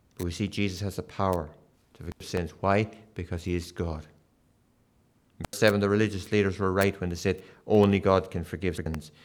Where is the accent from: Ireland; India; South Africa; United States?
Ireland; Kilkenny, Leinster; moved away; I was brought up in Kilkenny in the south of Ireland